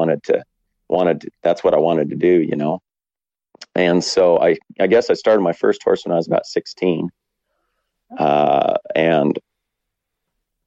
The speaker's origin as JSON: {"language": "English", "region": "Western Colorado", "country": "United States", "tie": "born or raised there", "also_born_or_lived": "Wyoming", "moved": "as an adult", "lives_now": "New Zealand", "said": "I grew up in Colorado, Western Colorado."}